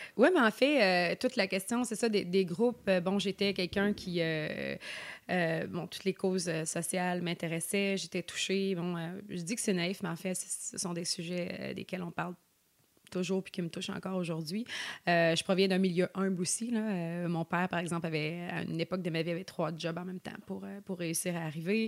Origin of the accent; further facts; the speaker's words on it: Sorel-Tracy, Quebec, Canada; moved away as an adult; now in Côte-Nord, Canada; je suis née à Sorel.